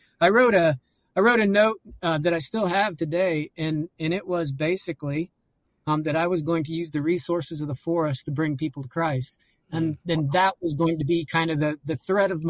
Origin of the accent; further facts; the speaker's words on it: Auburn, Indiana, United States; I grew up near Auburn, Indiana